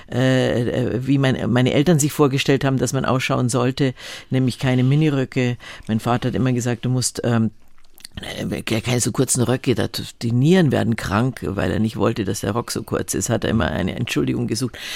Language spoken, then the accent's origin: German; Munich, Bavaria, Germany; weil München war immer so mein, mein Nest. Ich bin, trotzdem ich viel rumgekommen bin, hatte ich immer das Gefühl, das ist, ist mein Zuhause.